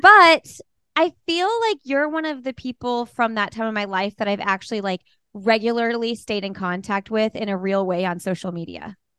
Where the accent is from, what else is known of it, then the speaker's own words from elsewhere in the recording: Bloomington, Indiana, United States; moved away; Bloomington, Indiana, my hometown